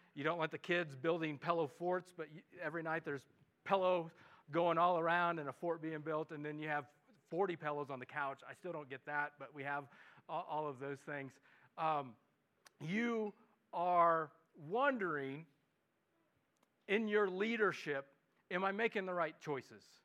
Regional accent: Midwest, United States; accent: Midwestern; now in Los Alamos, United States; my Midwestern English accent

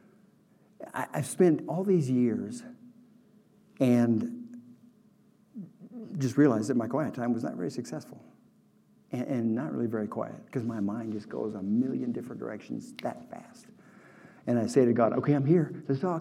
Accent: Oklahoma, United States; I grew up in Oklahoma

